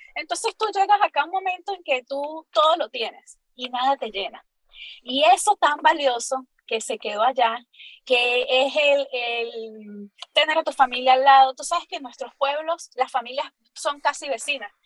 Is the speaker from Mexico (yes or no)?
no; Capacho, Táchira, Venezuela; accent: gocho; moved away as an adult; also born or lived in Valencia, Venezuela / San Cristóbal, Venezuela; now in Florida, United States; Gochita, gochita, de nacimiento.